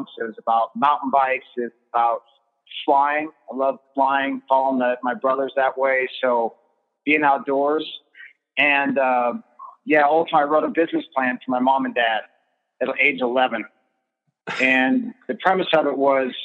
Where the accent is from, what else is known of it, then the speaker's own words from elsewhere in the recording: Olympic Peninsula, Northwest Washington, United States; I grew up in Northwest Washington on the Olympic Peninsula